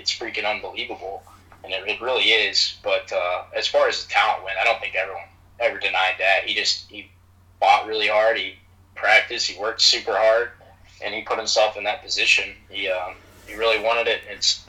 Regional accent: Athens, Ohio, United States; I'm from Athens, Ohio. I've watched him in high school. I didn't go to Athens High School, but I grew up, you know, pretty close with him.

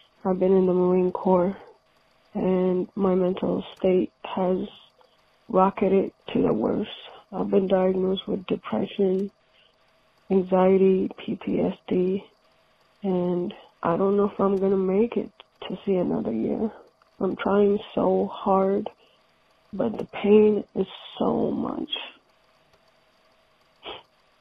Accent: Ethiopia; moved away; So I grew up in Ethiopia

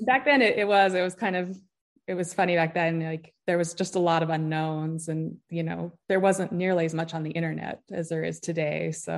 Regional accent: Utah, United States; moved away as an adult; also born or lived in Homer, Alaska; I grew up in Utah

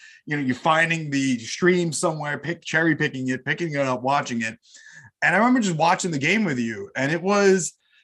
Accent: United States; growing up in the States

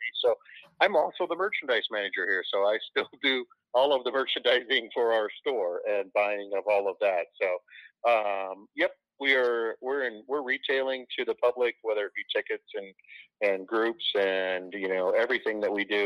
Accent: Cedar Rapids, Iowa, United States; I grew up right here in the Cedar Rapids area.

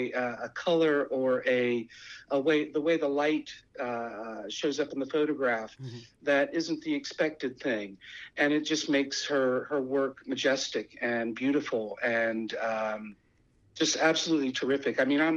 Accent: Midwest, United States; being a Midwesterner coming from a area of seasons, there were things that I didn't like about the desert and things that I did like about the desert.

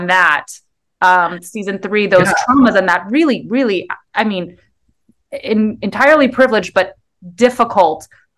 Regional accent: United States; I'm American and therapy is my church

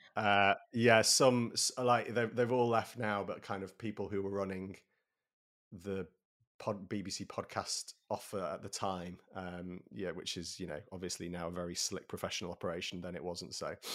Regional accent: Sheffield, Yorkshire and the Humber, United Kingdom; moved away as an adult; now in London, United Kingdom; I grew up in Sheffield

